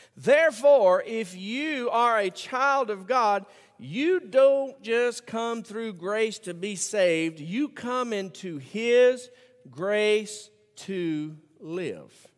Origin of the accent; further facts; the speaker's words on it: Birmingham, Alabama, United States; I grew up in Birmingham, Alabama